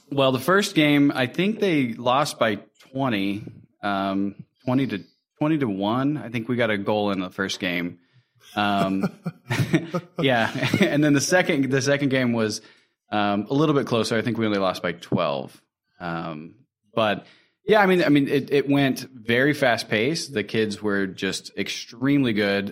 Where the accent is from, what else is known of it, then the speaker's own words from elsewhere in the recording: Indiana, United States; moved away; we're originally from Indiana